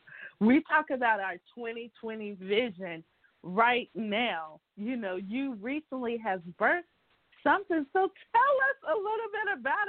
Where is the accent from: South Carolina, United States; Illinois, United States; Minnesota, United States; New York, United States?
South Carolina, United States; I'm also from South Carolina, too.